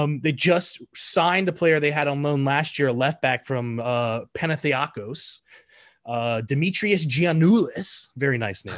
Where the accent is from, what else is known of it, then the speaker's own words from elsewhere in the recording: United States; as an American